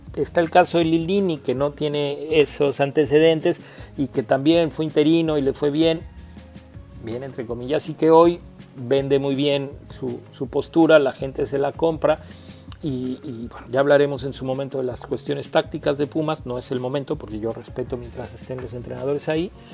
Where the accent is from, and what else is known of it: Mexico